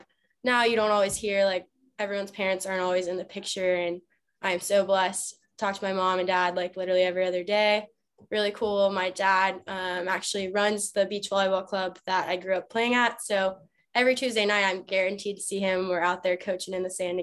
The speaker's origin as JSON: {"language": "English", "town": "Kennesaw", "region": "Georgia", "country": "United States", "tie": "born or raised there", "lives_now": "Atlanta, United States", "said": "I grew up in Kennesaw, Georgia, which is about like 30 minutes north of the city"}